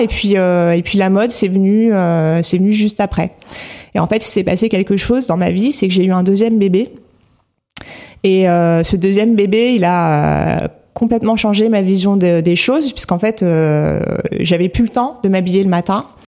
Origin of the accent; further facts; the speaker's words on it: Normandy, France; moved away as an adult; also born or lived in northern France; now in Paris, France; je suis née dans le, nord, dans le nord de la France et j'ai grandi en Normandie